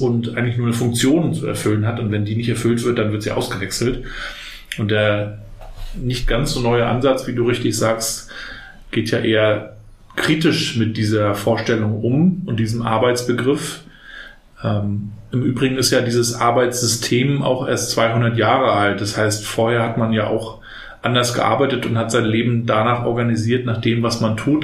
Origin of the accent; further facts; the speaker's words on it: Rostock, Mecklenburg-Vorpommern, Germany; Ich bin ja noch in der DDR aufgewachsen, in den 80ern hier in Rostock